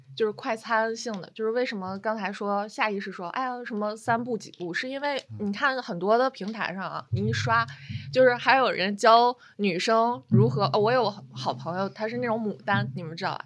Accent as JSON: {"language": "Chinese", "country": "China", "said": "我们中国人"}